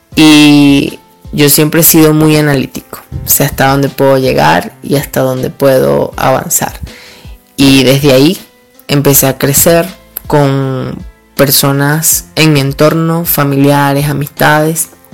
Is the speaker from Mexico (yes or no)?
no; Duaca, Lara, Venezuela; also born or lived in Barquisimeto / Caracas; vengo de un pueblo del estado Lara, que se llama Duaca. Siempre voy a ser orgulloso porque aquí he vivido, aunque nací en Barquisimeto.